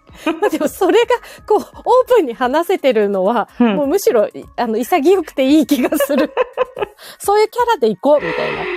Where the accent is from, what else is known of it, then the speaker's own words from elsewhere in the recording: Kyushu, Japan; moved away; also born or lived in Kanto; 私九州出身なんだけど